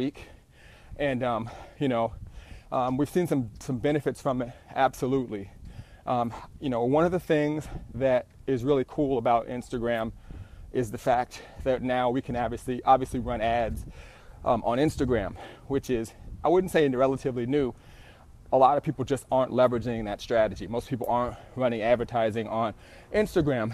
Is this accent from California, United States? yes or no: yes; Southern California, United States; I'm an entrepreneur from Southern California